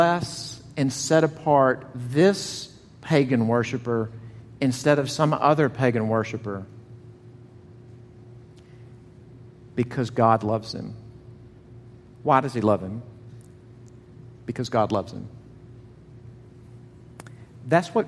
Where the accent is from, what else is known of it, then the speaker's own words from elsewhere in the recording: the South, United States; accent: southern; if you think I have a southern accent, I'm from Buffalo, New York